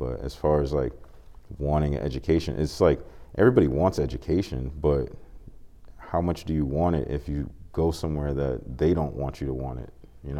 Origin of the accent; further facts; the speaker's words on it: Boston, Massachusetts, United States; I grew up in Dorchester, so I went to school in Mecco, which bused inner city kids to suburb schools.